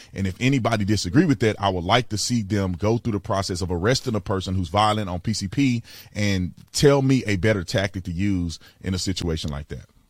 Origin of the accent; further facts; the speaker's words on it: Fort Worth, Texas, United States; I grew up in Fort Worth, Texas.